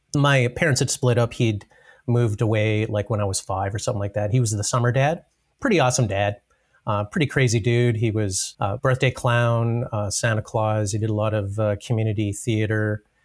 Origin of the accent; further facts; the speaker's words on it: Brooks, Alberta, Canada; also born or lived in Calgary; I guess I'm born and raised Albertan, but mostly in Brooks. So I, I grew up in Brooks